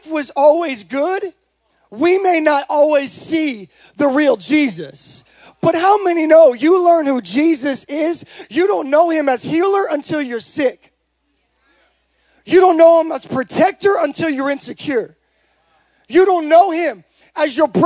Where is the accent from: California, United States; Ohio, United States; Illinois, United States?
California, United States; Modesto; I'm from Modesto